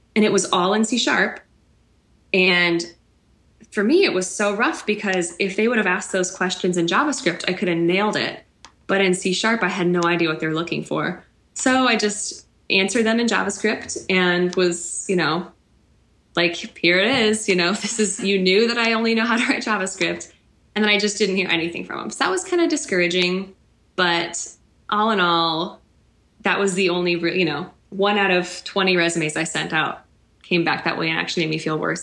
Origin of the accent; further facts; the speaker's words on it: Kansas City, United States; moved away as an adult; also born or lived in central Illinois; now in outside Chicago, United States; I grew up in Kansas City, but was teaching in central Illinois, and now I'm living outside Chicago